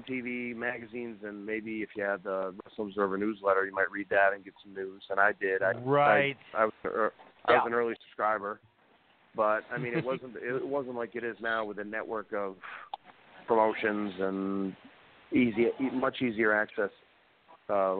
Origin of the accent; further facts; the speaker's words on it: Massachusetts, United States; I'm from Massachusetts